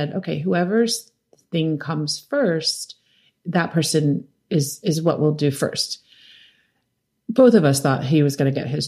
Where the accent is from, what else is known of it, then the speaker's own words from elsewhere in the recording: New York City, New York, United States; So my father was a photographer and I grew up in New York City